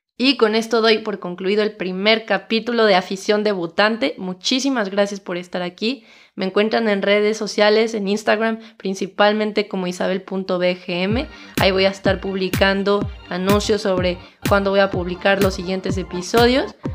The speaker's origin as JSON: {"language": "Spanish", "country": "Mexico", "said": "si eres mexicano como yo"}